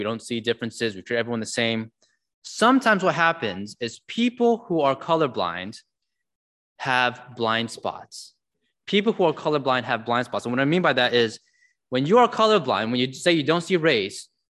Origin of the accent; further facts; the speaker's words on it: San Jose, California, United States; I grew up in San Jose, California